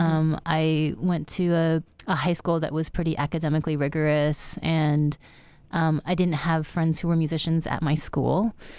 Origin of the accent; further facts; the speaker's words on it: United States; so I'm Chinese American. I was born in the U S. My parents were born in China